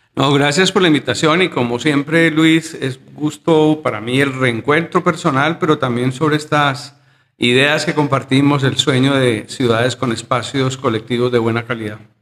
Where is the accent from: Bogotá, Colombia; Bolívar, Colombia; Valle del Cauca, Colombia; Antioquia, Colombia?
Antioquia, Colombia; Medellín; yo soy un arquitecto de Medellín, yo he vivido toda, toda mi vida en la ciudad, nunca me fui.